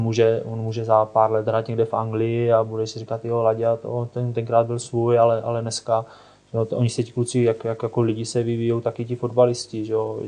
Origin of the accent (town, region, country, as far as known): Czechia